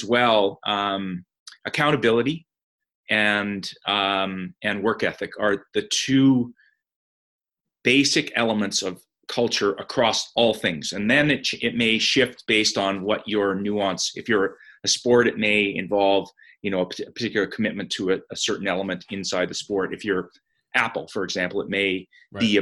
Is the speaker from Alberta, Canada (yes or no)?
yes; Calgary, Alberta, Canada; I grew up in Calgary, and my home resort was Sunshine Village.